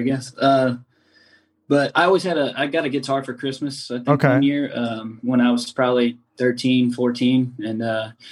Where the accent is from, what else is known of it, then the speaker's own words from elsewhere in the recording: Rusk, Texas, United States; Growing up in Rusk